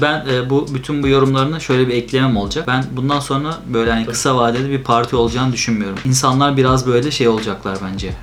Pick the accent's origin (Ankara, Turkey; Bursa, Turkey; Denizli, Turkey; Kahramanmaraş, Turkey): Ankara, Turkey; moved away as an adult; also born or lived in Istanbul; now in Netherlands; 1990 Ankara'da doğdum.